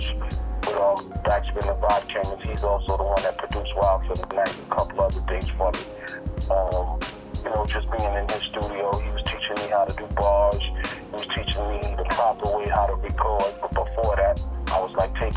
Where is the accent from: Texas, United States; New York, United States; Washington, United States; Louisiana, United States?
New York, United States; New York City; growing up in Flatbush, Brooklyn